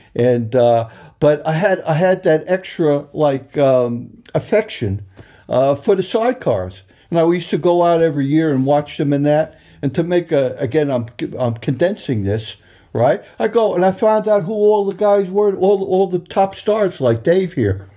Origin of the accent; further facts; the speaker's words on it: Long Island, New York, United States; moved away as an adult; also born or lived in Ireland; now in Isle of Man; I'm from Long Island, New York. You probably could still tell by the accent